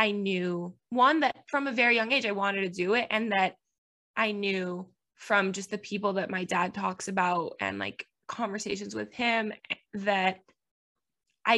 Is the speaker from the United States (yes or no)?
yes; Miami, Florida, United States; first language Spanish; English is a second language; moved away as an adult; now in Tennessee, United States; I am from Miami, Florida